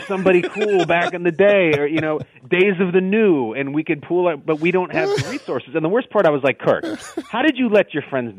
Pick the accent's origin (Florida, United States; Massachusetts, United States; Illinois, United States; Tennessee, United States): Illinois, United States; Chicago; I grew up in Chicago